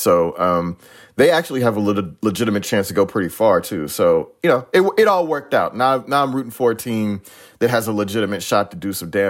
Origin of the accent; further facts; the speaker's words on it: the South, United States; also born or lived in New York; as like a Southern guy